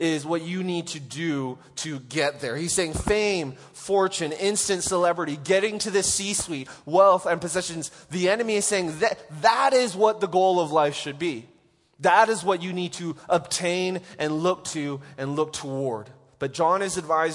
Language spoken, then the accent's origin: English; Canada; moved away; I didn't grow up with tornadoes here, so it's like, I'm from Canada